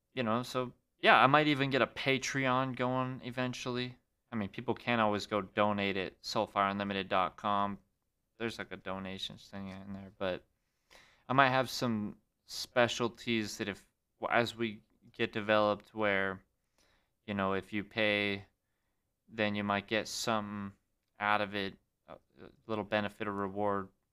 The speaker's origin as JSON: {"language": "English", "town": "Great Falls", "region": "Montana", "country": "United States", "tie": "born or raised there", "said": "Filmed it back in my hometown. Had to go back to Great Falls, my own Montana"}